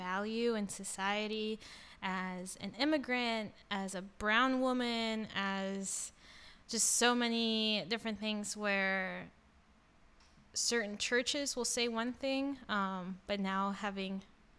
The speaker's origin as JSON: {"language": "English", "town": "Miami", "region": "Florida", "country": "United States", "tie": "born or raised there", "said": "my community growing up in Miami were Roman Catholic"}